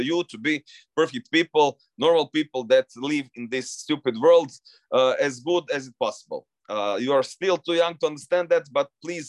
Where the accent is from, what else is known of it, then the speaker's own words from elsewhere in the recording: Zagreb, City of Zagreb, Croatia; my hometown Zagreb